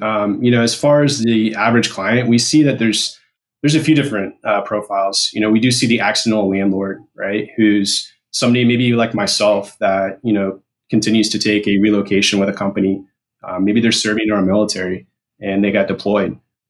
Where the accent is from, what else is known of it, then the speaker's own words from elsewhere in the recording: Midwest, United States; recently here in South Carolina, where I reside with my wife and three little girls. As Bruce mentioned, I am originally from the Midwest, so I did earn my bachelor's from Washburn University in Topeka, Kansas